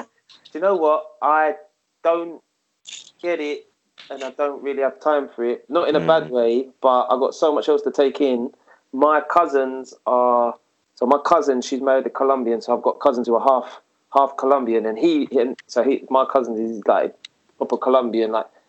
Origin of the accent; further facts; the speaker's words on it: England, United Kingdom; English, mate. I'm fucking British, mate.